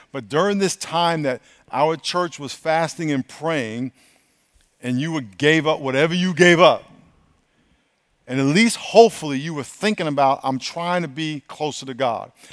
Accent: New York, United States; I grew up in New York

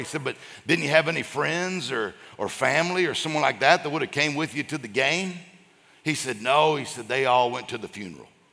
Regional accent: Mississippi, United States; now in Florida, United States; I grew up in Mississippi

